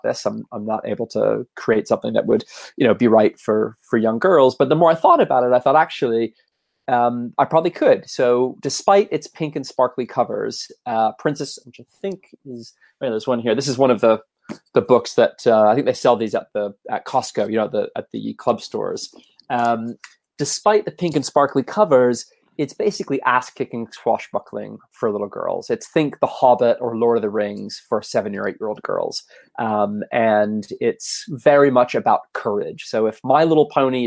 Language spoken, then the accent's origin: English; Canada; also born or lived in United States / Los Angeles, United States; now in London, United Kingdom; I grew up in Canada originally